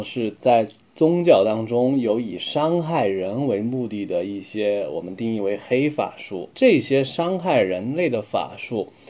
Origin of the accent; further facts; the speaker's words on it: China; 我们中国人